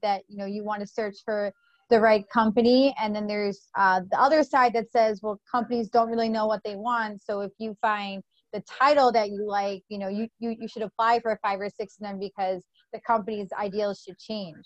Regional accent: New York, United States; I grew up in New York on good pizza

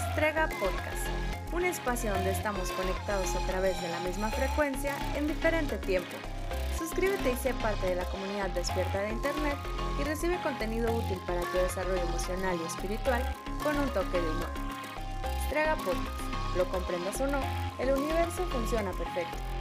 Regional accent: Mexico; En mi país había mucha ignorancia

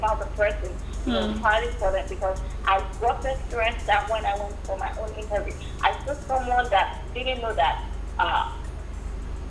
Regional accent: Nigeria; moved away as an adult; now in United States; I'm Nigerian too

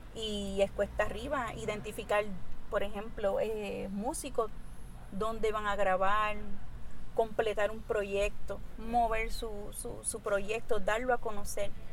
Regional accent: Mayagüez, Puerto Rico; como puertorriqueña

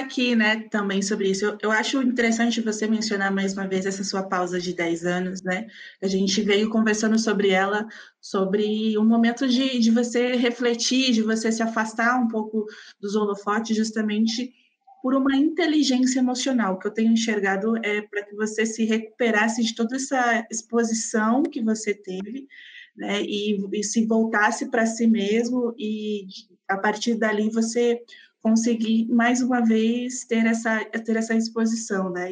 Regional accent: Santo André, São Paulo, Brazil; also born or lived in Vila Matilde, São Paulo / São Bernardo do Campo; eu sou da BC, eu nasci em São Bernardo e cresci uma outra parte minha no, em Santo André

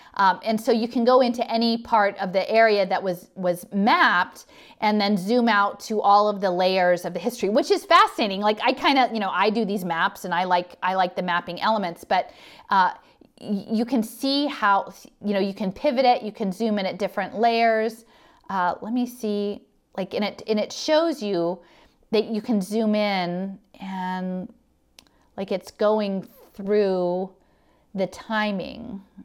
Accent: Philadelphia, Pennsylvania, United States; the University of Pennsylvania, here in my hometown

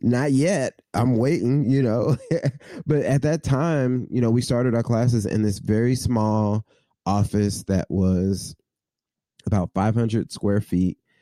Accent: Midwest, United States; now in Cincinnati, United States; somebody who was born and raised in the Midwest

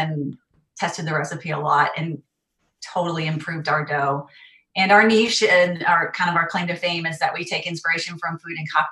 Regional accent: North Carolina, United States; also born or lived in California; now in New York, United States; I grew up in North Carolina, and I lived in California for 12 years prior to moving to New York in 2012

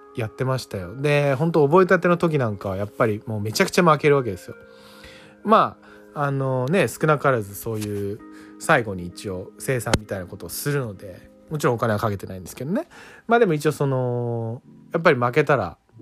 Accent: Tokyo, Japan; 僕ら東京で育ってきたというかまあ東京というかその町で育ってきた人間

